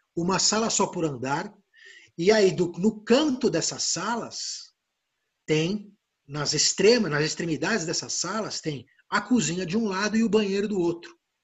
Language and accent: Portuguese; Brazil; eu sou brasileiro